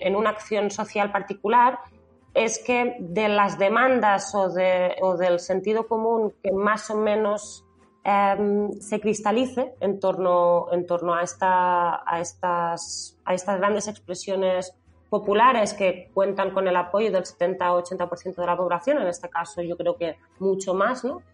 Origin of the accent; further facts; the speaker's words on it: Lleida, Catalonia, Spain; yo soy catalana de, de Leida